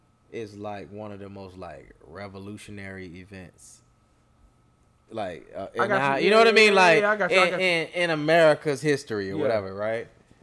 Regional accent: United States

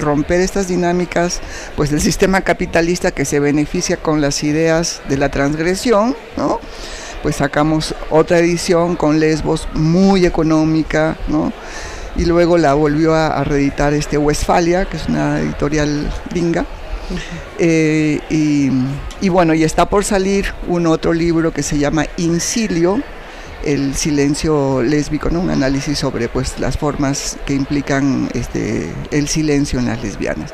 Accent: Arequipa, Peru; moved away as an adult; now in Mexico; soy peruana eh, de nacimiento, ¿no? y viví en Perú hasta los 28 años cuando terminé la licenciatura y yo sentí que no podía seguir viviendo en Arequipa

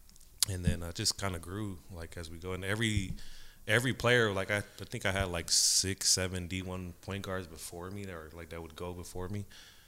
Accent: Oklahoma, United States; moved away as an adult; also born or lived in San Francisco, California / Las Vegas, Nevada / Colorado; now in Fresno, United States; I'm just born and raised in San Francisco. Kind of grew up in Oklahoma.

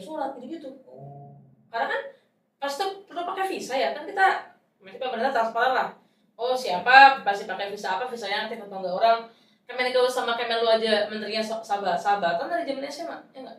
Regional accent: Boyolali, Central Java, Indonesia; moved away; gue tuh sekarang aja tuh pulang ke kampung halaman gue di Boyolali

